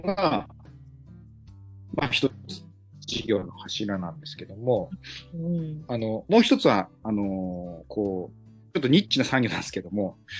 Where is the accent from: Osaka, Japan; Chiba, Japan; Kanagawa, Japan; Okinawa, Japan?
Chiba, Japan; Minamibōsō; もともと南房総市の出身ですので